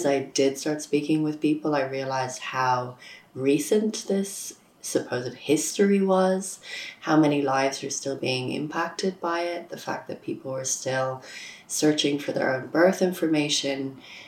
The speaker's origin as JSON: {"language": "English", "town": "Dublin", "region": "Leinster", "country": "Ireland", "said": "I'm from Dublin and I'm a freelance journalist"}